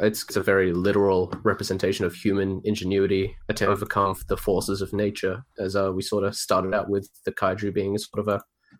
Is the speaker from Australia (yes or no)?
yes; Australia; I felt a swell of pride as an Australian citizen.